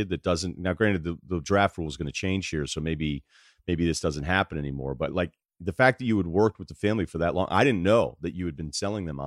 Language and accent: English; United States; as an American